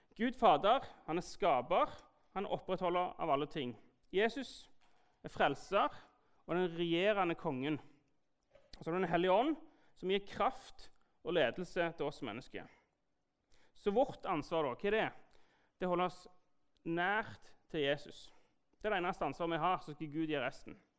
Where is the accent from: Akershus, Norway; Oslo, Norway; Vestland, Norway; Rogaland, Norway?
Rogaland, Norway; Jæren; er jeg jo skeptikeren fra Jæren